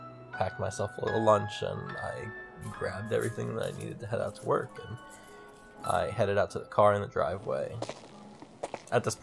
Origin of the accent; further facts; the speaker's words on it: Trenton, New Jersey, United States; I grew up in Trenton, New Jersey